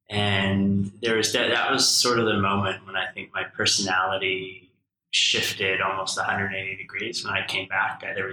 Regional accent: Saskatoon, Saskatchewan, Canada; I think mostly my very close friends who I grew up with definitely pulled me out of my shell growing up in Saskatoon.

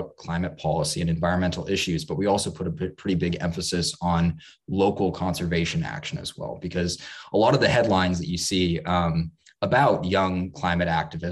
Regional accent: Seattle, Washington, United States; I was born and raised in Seattle

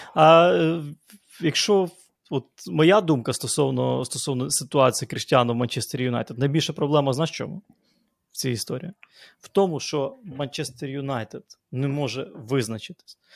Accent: Lviv, Lviv Oblast, Ukraine; як у нас у Львові говорять

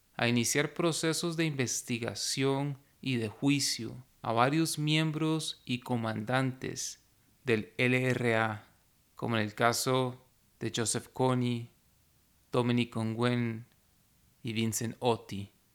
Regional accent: Costa Rica; Como costarricense, que ha vivido la mayor parte de su vida en un contexto completamente diferente

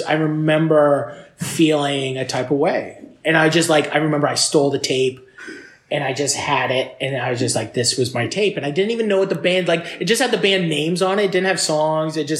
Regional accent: Fort Erie, Ontario, Canada; I grew up in Fort Erie. I moved to Fort Erie, Ontario

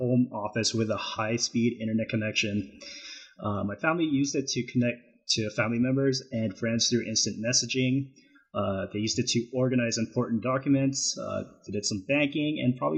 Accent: Calgary, Alberta, Canada; moved away as an adult; now in Loma Linda, United States; I was born and raised in Calgary, Alberta, Canada, and moved to Loma Linda, California late 2011 to pursue my studies in IT

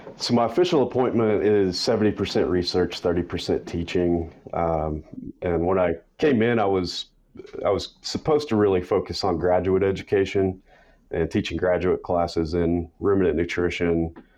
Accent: West Texas, United States; I grew up in West Texas, rural area

